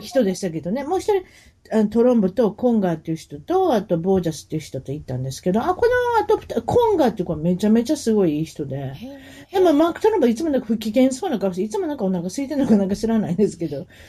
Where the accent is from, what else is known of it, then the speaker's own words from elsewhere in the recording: Osaka, Japan; accent: Osaka dialect; 大阪弁になって ますからね